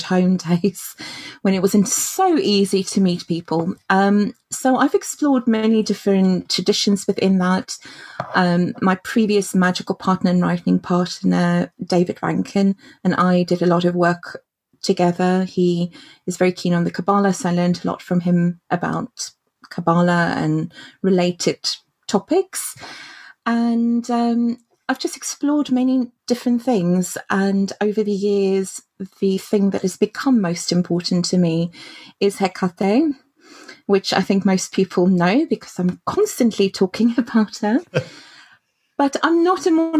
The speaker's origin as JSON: {"language": "English", "town": "Cape Town", "region": "Western Cape", "country": "South Africa", "tie": "born or raised there", "moved": "yes", "lives_now": "United Kingdom", "said": "I was born in Cape Town in South Africa. So I had a childhood in Africa, which I guess sets me aside a little bit from my peers in the UK."}